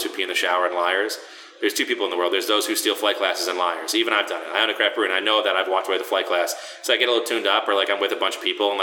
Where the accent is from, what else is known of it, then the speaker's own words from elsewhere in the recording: Long Island, New York, United States; I grew up in Long Island